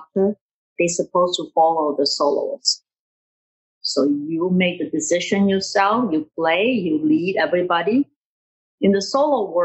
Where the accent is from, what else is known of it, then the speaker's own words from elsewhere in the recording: Taiwan; moved away as an adult; also born or lived in Hartford, Connecticut; now in United States; My next move in Taiwan is just look for a teaching position and get married